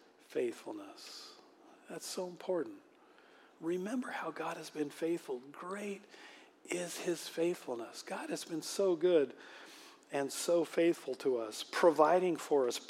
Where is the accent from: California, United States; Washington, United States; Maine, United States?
Washington, United States; Manchester; when I grew up in Manchester, Washington, which was very much the country back then.